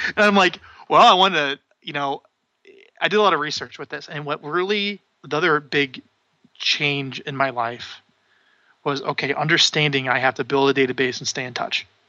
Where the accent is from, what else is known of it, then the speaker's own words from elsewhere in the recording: Omaha, Nebraska, United States; I'm from Omaha, Nebraska.